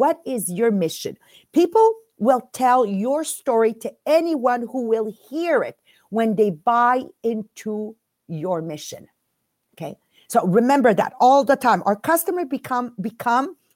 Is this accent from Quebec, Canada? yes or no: yes; Montreal, Quebec, Canada; English is a second language; We're from Montreal, Quebec. We do a French podcast.